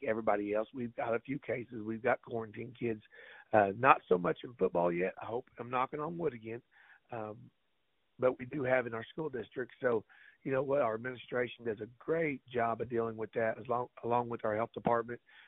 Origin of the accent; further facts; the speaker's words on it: Mountain Grove, Missouri, United States; Mountain Grove is my hometown. That's where I grew up